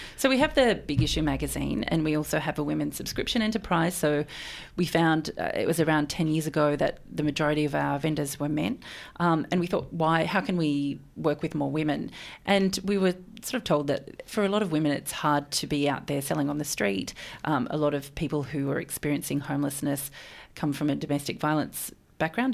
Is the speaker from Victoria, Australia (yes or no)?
yes; Melbourne, Victoria, Australia; also born or lived in Sydney; I'm from Melbourne and I moved away to Sydney for a long time. And when I moved back to Melbourne